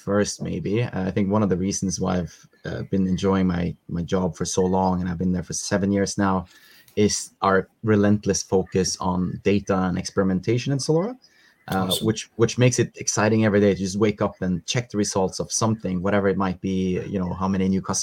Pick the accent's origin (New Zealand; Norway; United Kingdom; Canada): Norway; moved away as an adult; now in Malaysia; get back to my home country in Norway to visit a bit of family and friends